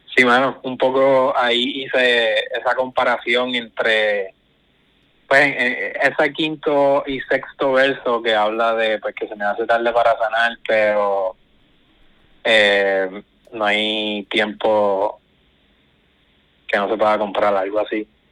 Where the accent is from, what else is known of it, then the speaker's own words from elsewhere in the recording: Guayanilla, Puerto Rico; Guayanilla, que soy de acá